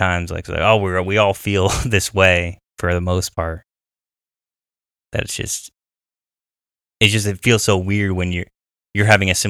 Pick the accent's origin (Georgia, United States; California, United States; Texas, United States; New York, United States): California, United States; well, I'm like from Orange County.